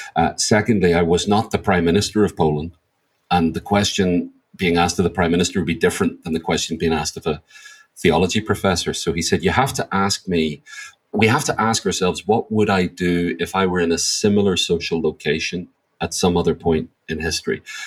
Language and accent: English; Northern Ireland, United Kingdom; I grew up in Northern Ireland or the north of Ireland.